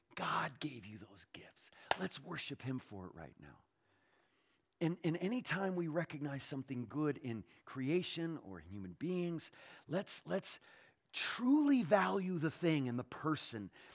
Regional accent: Northeast, United States; where I was born in the Northeast

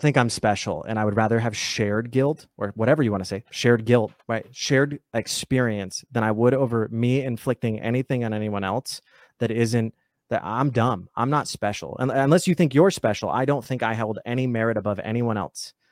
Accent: United States; I'm American

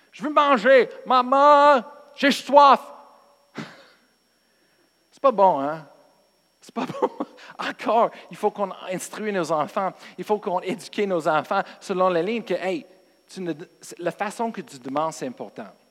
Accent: United States; Moi, je viens des États-Unis

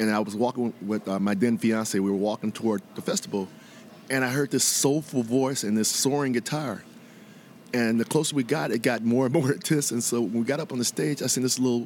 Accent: Chicago, Illinois, United States; moved away; I'm from Chicago

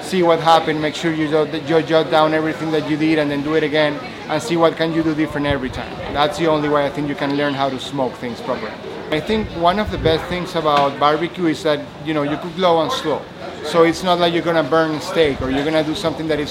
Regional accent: Venezuela; moved away as an adult; now in Memphis, United States; I am from Venezuela

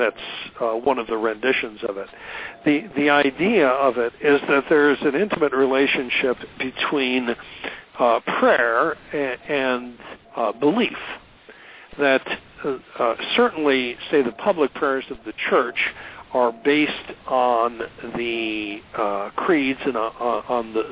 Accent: Milwaukee, Wisconsin, United States; moved away; back in my hometown

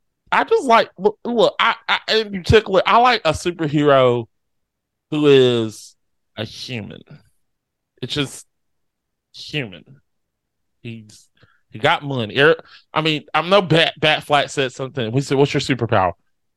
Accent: Sunnyside, California, United States; I'm actually from Sunnyside, California. I'm a white dude that loves the beach.

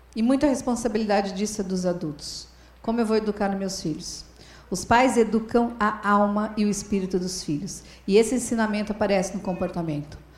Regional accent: Paraná, Brazil; lá no meu estado, no Paraná

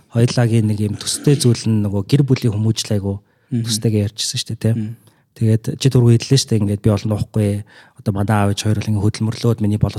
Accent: Ulaanbaatar, Mongolia; also born or lived in United States; би чинь ингээд Улаанбаатар хотод төрж өсөхдөө хотын төвд өссөн юм байна.

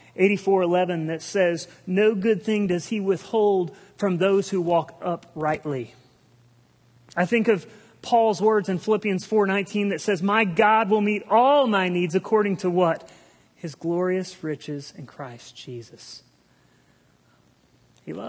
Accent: Republic, United States; I grew up here in Republic

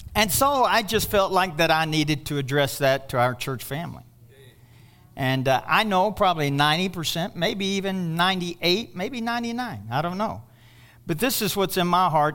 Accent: Kentucky, United States; I'm from Kentucky

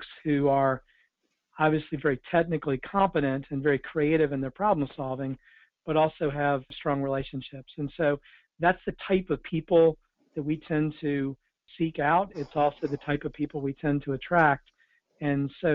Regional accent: Baltimore, Maryland, United States; moved away as an adult; also born or lived in Winston-Salem, North Carolina; I grew up in Baltimore, Maryland

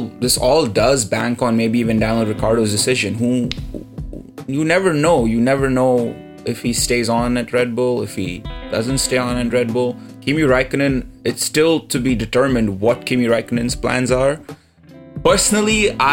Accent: India; I'm Indian.

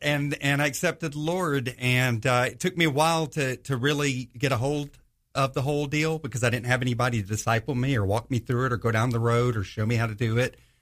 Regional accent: northwest Georgia, United States; moved away as an adult; also born or lived in Los Angeles, California / Charleston, South Carolina; now in Jacksonville, United States; when I was about eight years old, we moved to, um, the, uh, Georgia area, so kinda grew up there

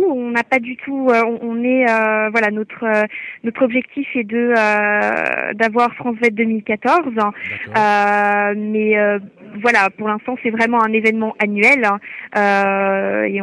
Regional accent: Fribourg, Switzerland; Je viens de Suisse, euh, dans la région d'Estavayer.

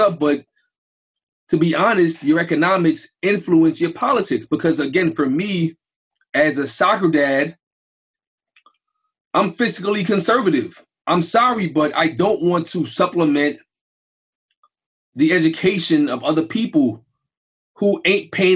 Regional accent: New York City, New York, United States; I grew up in Brownsville and Crown Heights without nothing.

